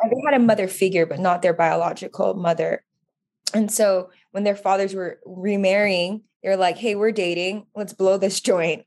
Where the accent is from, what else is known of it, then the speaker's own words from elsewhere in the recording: Oahu, Hawaii, United States; now in California, United States; I grew up in, born and raised in Oahu